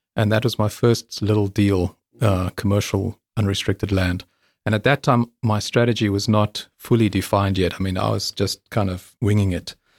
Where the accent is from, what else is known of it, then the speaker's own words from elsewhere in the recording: South Africa; moved away as an adult; also born or lived in England; I'm South African